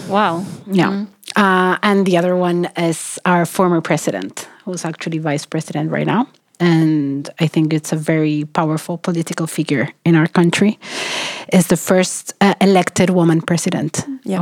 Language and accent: English; Argentina; moved away as an adult; now in Sweden; I'm from Argentina. I'm working in Sweden, and I'm doing research in Africa